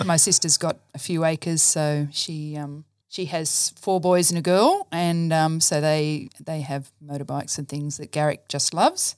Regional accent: Dubbo, New South Wales, Australia; also born or lived in Brisbane; I grew up in Dubbo, so I'm a country girl at heart

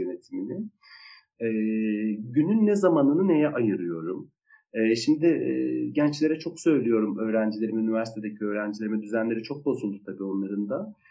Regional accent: Kilis Province, Turkey; moved away; Ben de Kilisliyim, ben de Anadolu'nun e, küçücük bir vilayetinde doğmuş, e, belli bir yaşa kadar orada büyümüş birisiyim

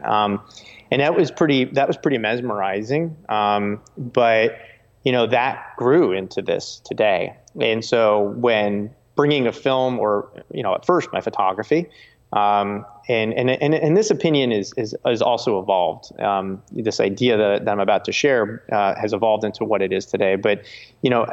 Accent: New Jersey, United States; I grew up in New Jersey

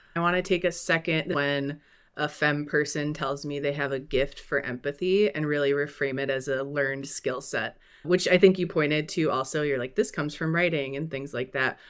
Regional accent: Midwest, United States; Culturally, I'm also Midwestern and white.

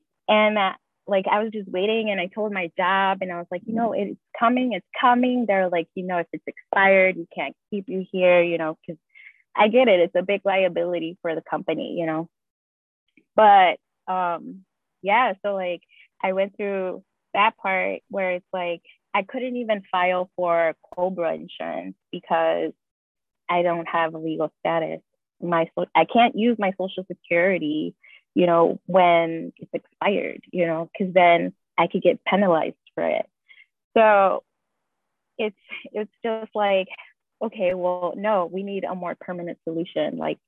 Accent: Chicago, Illinois, United States; And then you put, okay, I'm from Chicago, Illinois, and then it like narrows down even more.

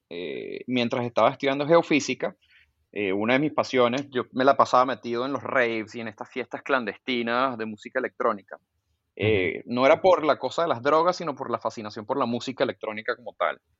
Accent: Venezuela; also born or lived in Colombia; ya me fui, ya me fui, ya me fui. O, {S0} sigues de turista. {S1} Soy, no, no, no, soy venezolano

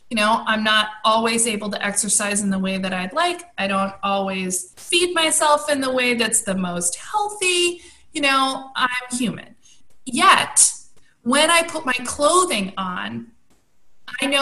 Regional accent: United States; also born or lived in California / New York City; for us as American women

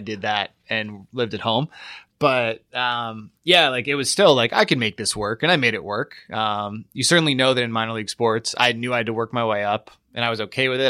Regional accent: Latham, New York, United States; moved away; also born or lived in Troy, New York; grew up in Latham, New York, which no one has ever heard

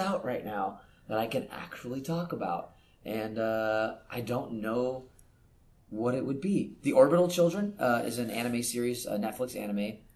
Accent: Northern California, United States; moved away as an adult; now in Los Angeles, United States; I grew up in Northern California

